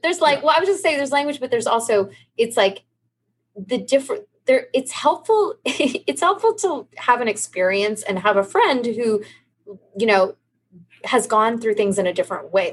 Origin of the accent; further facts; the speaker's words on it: California, United States; accent: California; moved away; I wouldn't say I have some extreme California accent